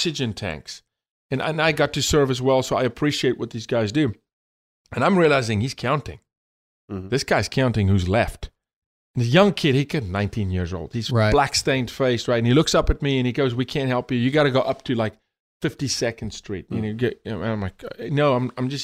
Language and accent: English; South Africa; moved away as an adult; now in United States; born and raised in South Africa, the first 28 years of my life when I immigrated